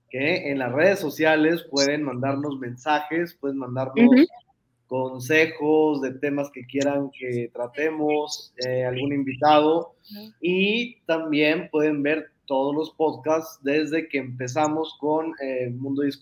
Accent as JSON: {"language": "Spanish", "town": "Guadalajara", "region": "Jalisco", "country": "Mexico", "said": "todos somos tapatíos mexicanos, orgullosamente."}